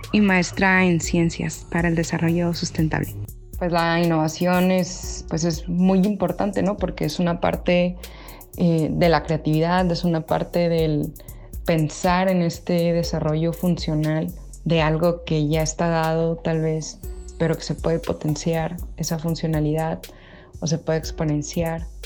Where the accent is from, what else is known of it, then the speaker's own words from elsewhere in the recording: Ensenada, Baja California, Mexico; Soy de Ensenada, Baja California, México.